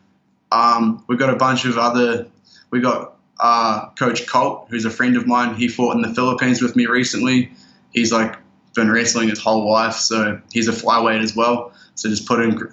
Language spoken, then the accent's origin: English; Oamaru, Otago, New Zealand; moved away as an adult; also born or lived in Christchurch, New Zealand; now in Thailand; my hometown of Oamaru